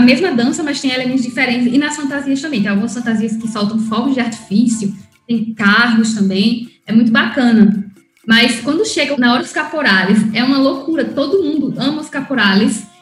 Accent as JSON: {"language": "Portuguese", "region": "Oruro", "country": "Bolivia", "tie": "born or raised there", "also_born_or_lived": "Natal, Brazil", "said": "eu sou brasileira, boliviana, a minha família paterna é toda da Bolívia, eu cresci lá em Oruro, a cidade do meu pai"}